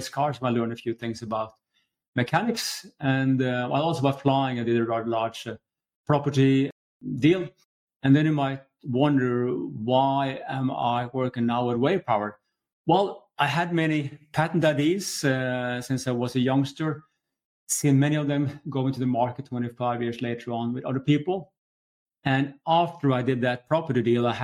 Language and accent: English; Norway; moved away as an adult; now in Stockholm, Sweden; I'm from Norway myself, but living here for 20 years.